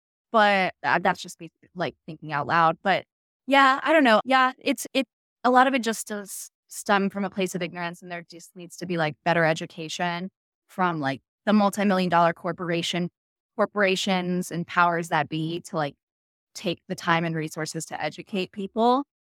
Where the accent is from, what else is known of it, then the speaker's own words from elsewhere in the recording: United States; last thing I want to do is piss off an Italian chef at a really good restaurant because I'm American.